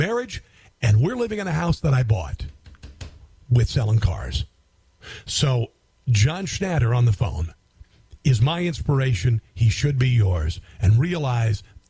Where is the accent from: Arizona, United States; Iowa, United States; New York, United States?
Iowa, United States; Neola; Neola, my hometown